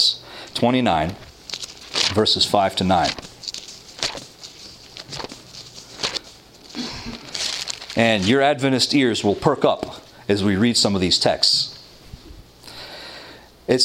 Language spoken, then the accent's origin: English; Toronto, Ontario, Canada; I'm from Toronto